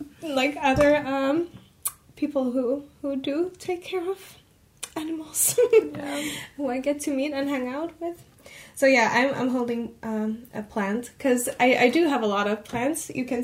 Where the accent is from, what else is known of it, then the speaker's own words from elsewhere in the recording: Finland; I'm from Finland and I also live in the Helsinki area.